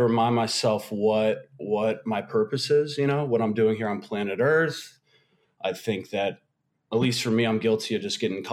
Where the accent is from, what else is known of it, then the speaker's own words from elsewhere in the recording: Georgia, United States; also born or lived in Ohio; I grew up in Ohio. I moved to Georgia with my family when I was 10